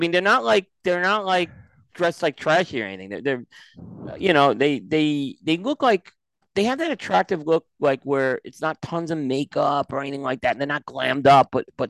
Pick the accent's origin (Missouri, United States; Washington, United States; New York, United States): New York, United States; growing up in New York